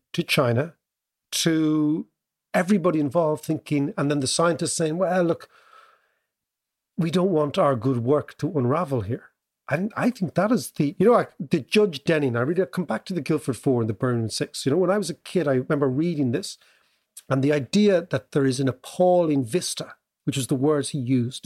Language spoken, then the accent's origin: English; Ireland; as an Irish kid at the time, young kid